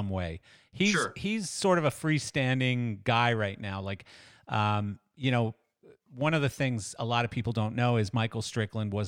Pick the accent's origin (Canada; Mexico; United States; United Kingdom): Canada; Western Canada; when I was a young kid growing up in Western